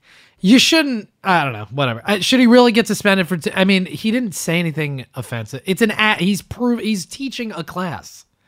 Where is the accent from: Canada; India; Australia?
Canada; Yeah, fuck America, bro. I'm Canadian all the way.